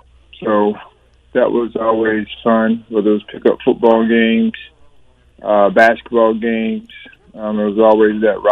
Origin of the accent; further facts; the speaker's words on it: Thomasville, Georgia, United States; So I'm born and raised in Thomasville, Georgia.